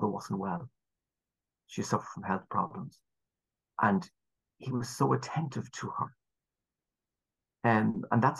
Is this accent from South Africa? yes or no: no; Ireland; our culture as the Irish